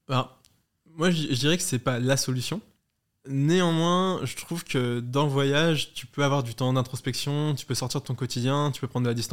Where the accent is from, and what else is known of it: Hauts-de-France, France; born or raised there